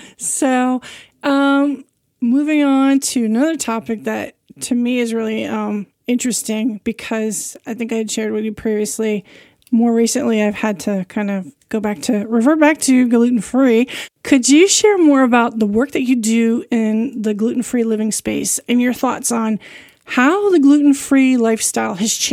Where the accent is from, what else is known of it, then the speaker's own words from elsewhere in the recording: New York, United States; I'm from New York, so originally.